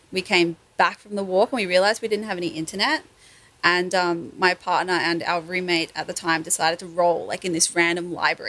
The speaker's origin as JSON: {"language": "English", "town": "Sydney", "region": "New South Wales", "country": "Australia", "tie": "born or raised there", "moved": "as an adult", "said": "So I was born in Sydney. I grew up there and I moved up here when I was 21."}